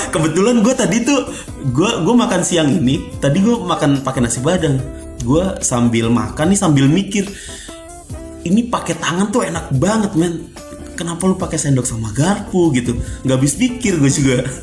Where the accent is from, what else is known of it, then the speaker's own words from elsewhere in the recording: Java, Indonesia; gua, gua orang Jawa